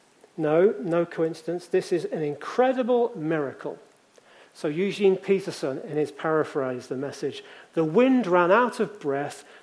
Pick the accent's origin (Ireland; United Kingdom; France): United Kingdom; Leamington Spa, West Midlands; in the church I grew up in Leamington